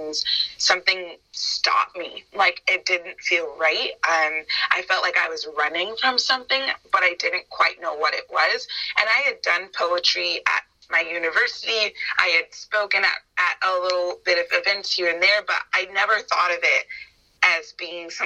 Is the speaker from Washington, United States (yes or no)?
no; Northern California, United States; moved away as an adult; now in Los Angeles, United States; I didn't want to move home. I'm from Northern California.